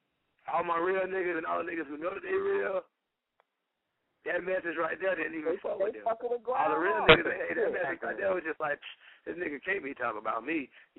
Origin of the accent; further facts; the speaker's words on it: Florida, United States; Bro, I'm from Duval County.